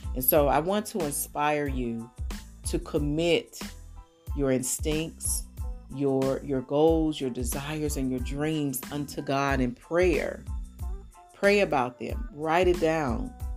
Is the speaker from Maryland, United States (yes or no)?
no; St. Louis, Missouri, United States; moved away as an adult; now in Atlanta, United States; I was born and raised in St. Louis